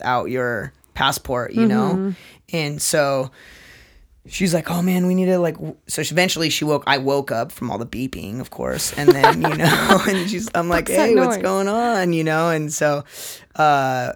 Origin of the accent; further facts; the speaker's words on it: Seattle, Washington, United States; we're all from Seattle